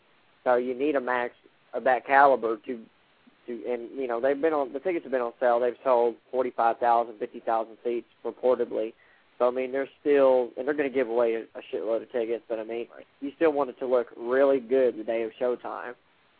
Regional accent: Dallas, Texas, United States; I grew up in Dallas, Fort Worth.

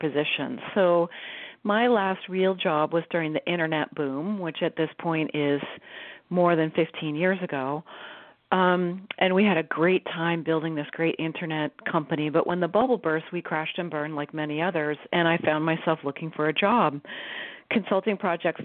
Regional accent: Silicon Valley, California, United States; I grew up in Silicon Valley, so I'm a Silicon kid

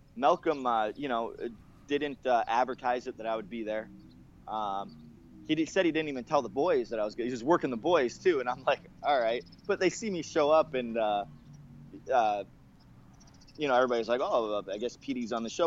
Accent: Canada; I'm a Canadian, Canadian

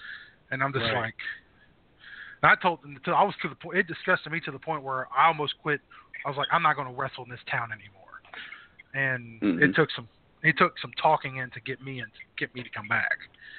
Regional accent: Ohio, United States; moved away; I'm originally from Ohio.

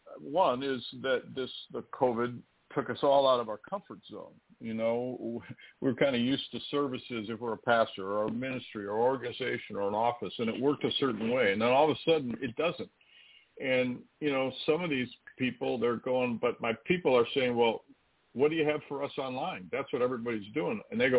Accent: Midwest, United States; Well, you know, I'm from the Midwest, so I'm not in high altitude.

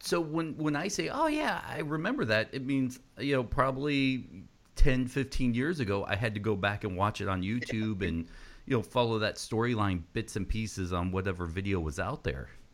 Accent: Georgia, United States; I was growing up in Georgia

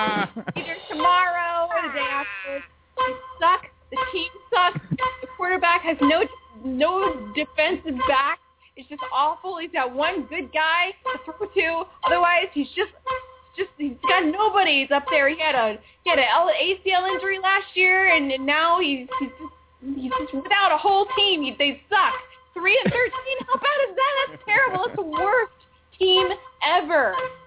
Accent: Washington, District of Columbia, United States; I'm a Redskins fan because I'm from Washington, D.C.

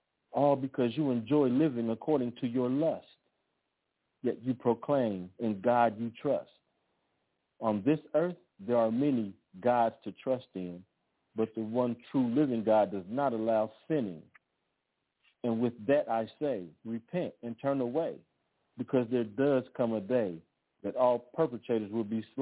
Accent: Los Angeles, California, United States; also born or lived in Austin, Texas; I grew up in Los Angeles

